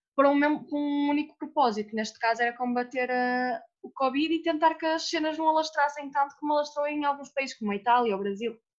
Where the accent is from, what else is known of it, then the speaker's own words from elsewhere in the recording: Portugal; nós, como portugueses